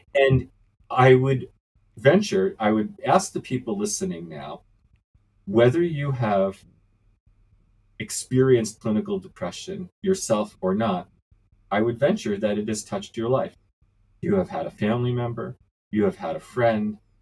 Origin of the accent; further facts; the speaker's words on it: New York City, New York, United States; I was born and raised in New York City